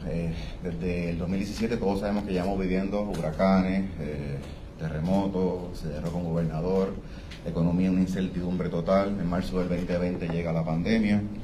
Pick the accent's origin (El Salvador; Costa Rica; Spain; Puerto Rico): Puerto Rico; nosotros como puertorriqueños